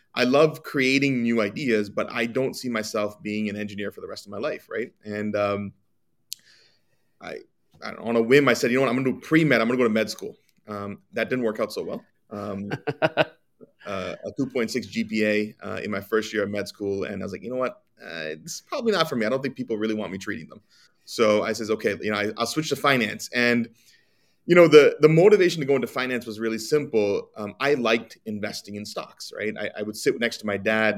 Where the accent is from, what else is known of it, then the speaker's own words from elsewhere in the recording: New Jersey, United States; I'm from New Jersey. I was born in New Jersey. Um, grew up my entire life here